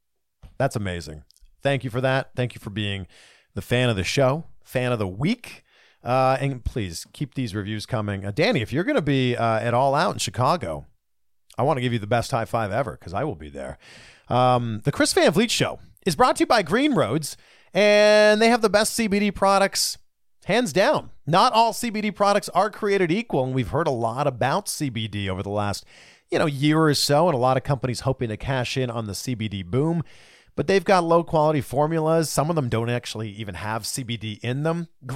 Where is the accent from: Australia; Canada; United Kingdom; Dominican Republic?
Canada; I am Canadian.